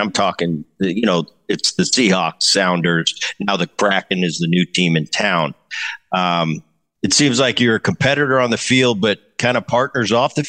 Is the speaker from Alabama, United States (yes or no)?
no; Philadelphia, Pennsylvania, United States; I grew up in Philadelphia. My dad, through 1981, played for the Phillies before he got traded to the West Coast.